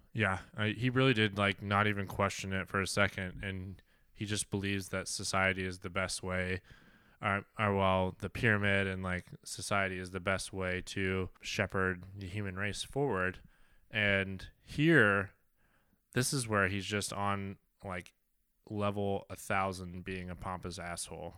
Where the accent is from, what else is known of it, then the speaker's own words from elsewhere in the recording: Kansas, United States; I am from Kansas